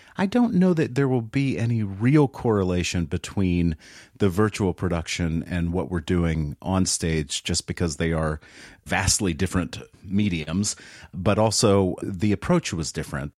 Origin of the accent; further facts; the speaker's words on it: the South, United States; moved away; I grew up in the South where, uh, my extended family members told tall tales